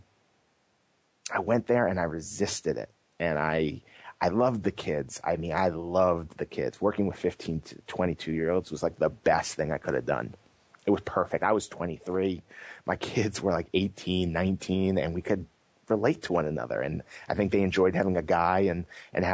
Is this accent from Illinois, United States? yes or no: no; New City, New York, United States; moved away as an adult; also born or lived in New Jersey / Massachusetts; now in California, United States; I worked at a hospital in my hometown of New City, New York